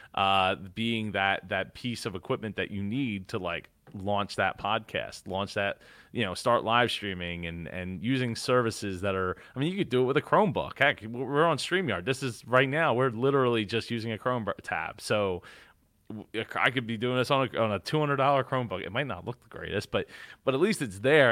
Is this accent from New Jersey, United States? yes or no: yes; New Jersey, United States; growing up in Jersey